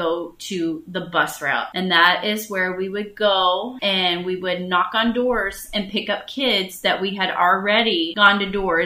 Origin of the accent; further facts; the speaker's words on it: the South, United States; we were raised in the South